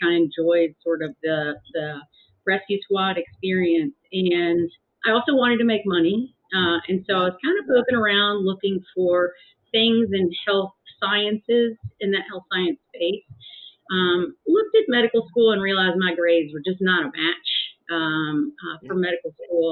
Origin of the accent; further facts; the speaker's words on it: Mechanicsville, Virginia, United States; I was born in Mechanicsville, Virginia, which is back then is a kind of farm town, very rural community